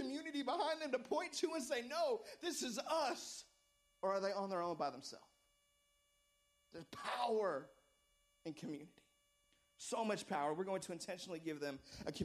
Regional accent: United States; I was born in America.

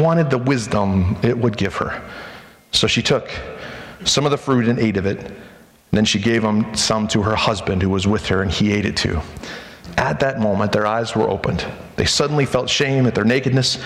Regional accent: United States; we as American Christians

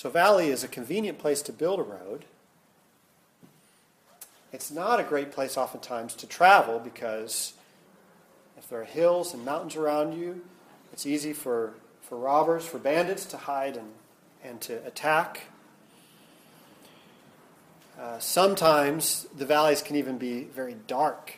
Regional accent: Midwest, United States; now in San Diego, United States; I grew up in the Midwest

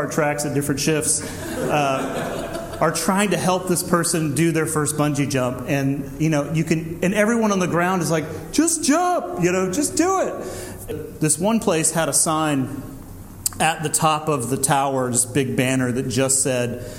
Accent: Deep South, United States; growing up in the Deep South in the 80s

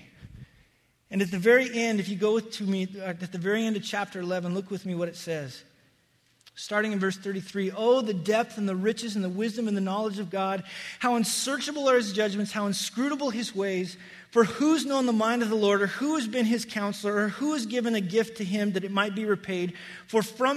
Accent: Wyoming, United States; where I grew up in Wyoming

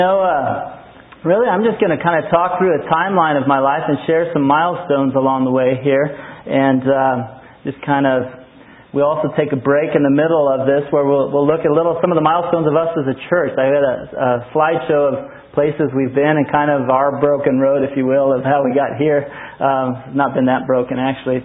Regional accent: Truth or Consequences, New Mexico, United States; also born or lived in Albuquerque, New Mexico; born and raised in Truth or Consequences, New Mexico

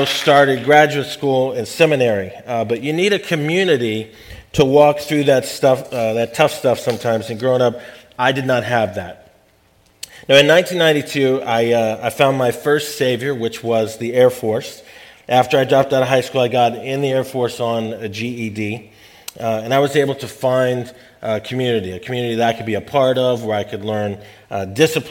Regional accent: Ashburn, Virginia, United States; also born or lived in Nashville, Tennessee; I grew up in Northern Virginia. I was born in Nashville. But grew up in Northern Virginia, primarily went to high school out in Ashburn, the Sterling area

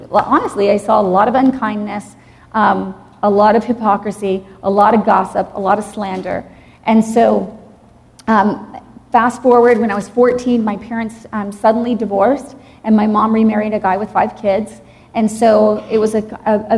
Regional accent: Dallas, Texas, United States; also born or lived in Jackson, Mississippi; I was actually born in Jackson, Mississippi. And then we moved to Texas when I was 6 years old. I grew up in Dallas, Texas

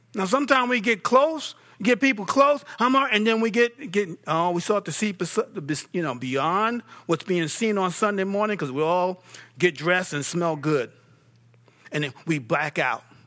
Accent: New York, United States; I'm from New York.

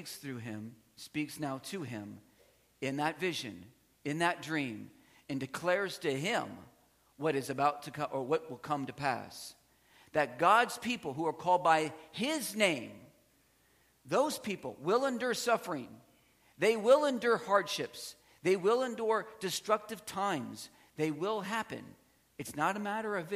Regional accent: South Central Pennsylvania, United States; I was raised in South Central Pennsylvania.

